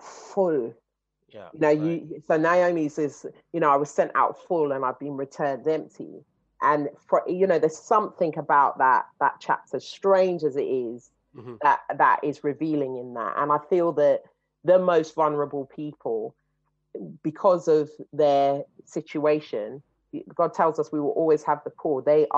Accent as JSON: {"language": "English", "region": "London", "country": "United Kingdom", "tie": "born or raised there", "said": "I come from Shepherd's Bush, you know, and Harlesden and all of these places. These were the places that you were running up and down"}